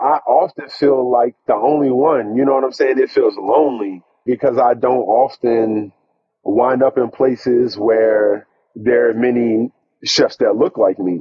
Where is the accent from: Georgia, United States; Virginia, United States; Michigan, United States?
Virginia, United States; Stafford County; I'm a guy from Stafford County, growing up, you know, in Virginia